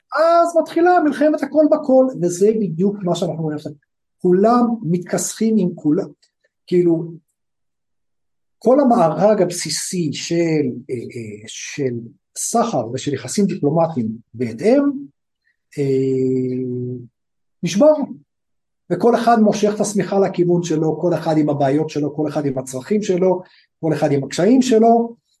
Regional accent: Afula, Northern District, Israel; moved away as an adult; now in India; טובי ואני, טובי ואני גדלנו, ב, גדלנו בעפולה

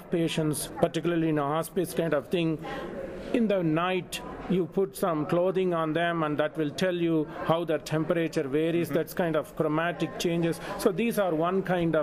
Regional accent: India; moved away as an adult; also born or lived in Leeds, England; now in Lubbock, United States; I was born in India. I had my basic Bachelor of Technology Engineering education in textile materials, master's in India.

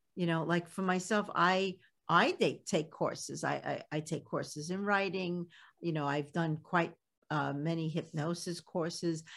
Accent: New York City, New York, United States; accent: Brooklyn; I still have my Brooklyn accent and it still comes out

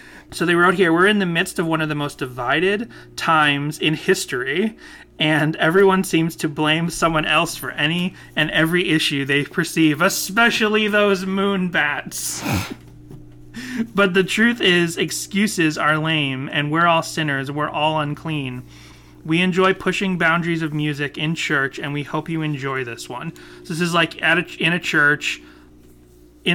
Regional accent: Massachusetts, United States; I grew up in Massachusetts with conservative parents

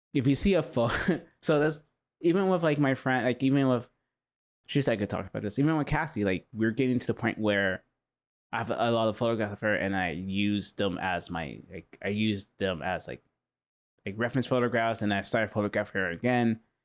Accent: Huntington Beach, California, United States; I grew up in Huntington Beach

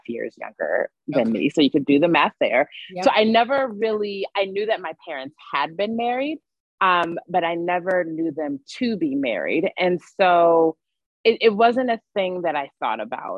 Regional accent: California, United States; moved away; I'm from California originally

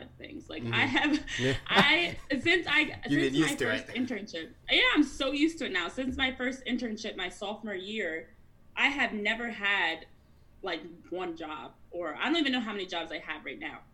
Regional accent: New Jersey, United States; I'm from Jersey, I still live in Jersey

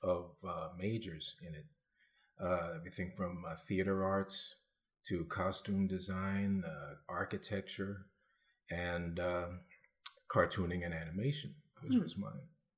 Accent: New York, United States; moved away; I'm from New York originally

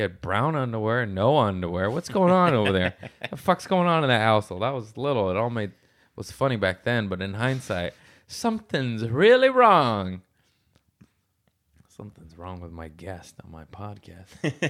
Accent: Michigan, United States; I'm from Michigan. Yeah. I had five older sisters, and I'm a weirdo.

